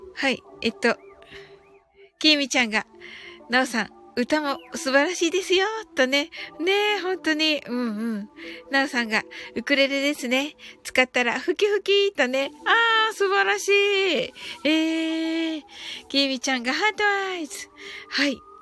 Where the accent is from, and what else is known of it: Kyushu, Japan